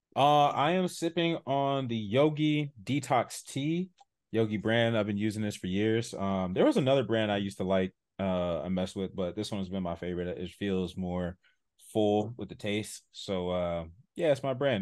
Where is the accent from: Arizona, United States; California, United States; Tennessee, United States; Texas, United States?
California, United States; San Diego; I grew up in San Diego, born and raised